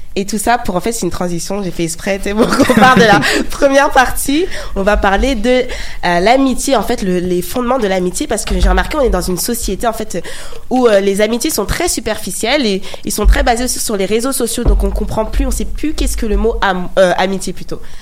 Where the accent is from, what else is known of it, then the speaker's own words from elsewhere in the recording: France; accent: French; mon accent français